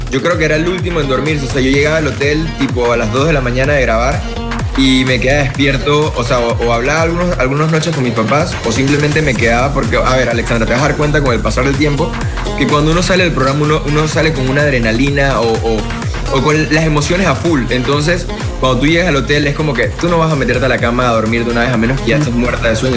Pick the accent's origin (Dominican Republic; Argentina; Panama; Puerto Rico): Panama; Bueno, yo ahorita mismo me encuentro, gracias a Dios, ya nuevamente en mi tierra